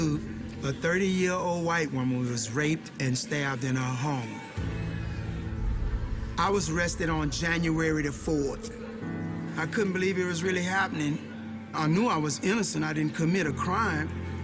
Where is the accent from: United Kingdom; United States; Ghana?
United States; Louisiana; I'm from Louisiana.